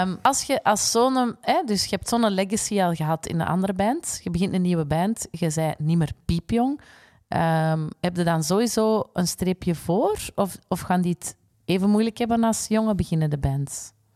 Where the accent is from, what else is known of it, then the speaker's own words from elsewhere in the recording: Flanders, Belgium; wij als Vlamingen